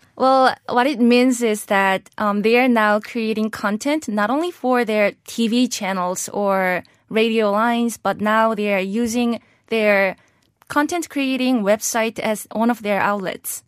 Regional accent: South Korea; moved away as an adult; also born or lived in Pennsylvania, United States; I was born and raised in Korea

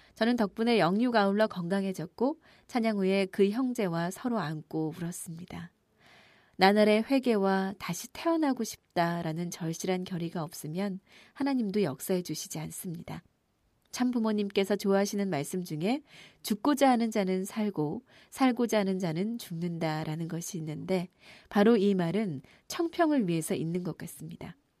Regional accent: Japan; 저는 제가 일본 사람이라는 사실이

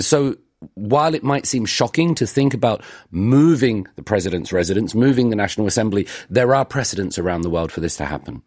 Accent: United Kingdom; now in Seoul, South Korea; I'm from the United Kingdom.

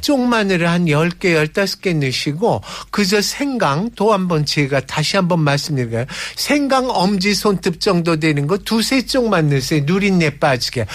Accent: Seoul, South Korea; 전 서울 사람이니까

